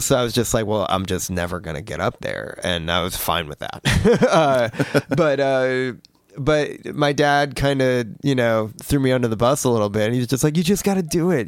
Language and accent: English; New Jersey, United States; moved away as an adult; I grew up in New Jersey my whole, my whole life. I'd lived there my whole life